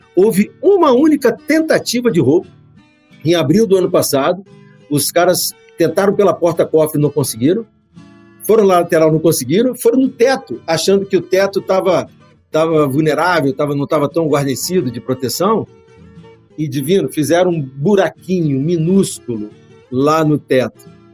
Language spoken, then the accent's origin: Portuguese; Brazil; Eu falo como brasileiro